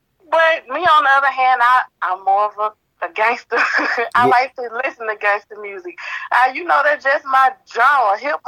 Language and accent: English; Selma, Alabama, United States; moved away as an adult; now in Birmingham, United States; I'm originally from Selma, Alabama, but I've been residing in Birmingham, Alabama for like the last 11 years.